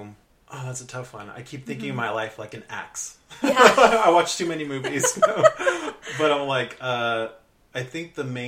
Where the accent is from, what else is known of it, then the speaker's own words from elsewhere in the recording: Orange County, California, United States; growing up in Orange County, which isn't known as this big cultural kind of mecca